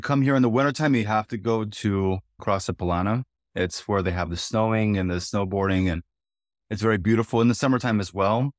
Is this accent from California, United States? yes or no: yes; San Diego, California, United States; moved away as an adult; also born or lived in Ireland / Minnesota / Abakan, Russia; now in Sochi, Russia; I'm from San Diego, California, and I was educated in Ireland.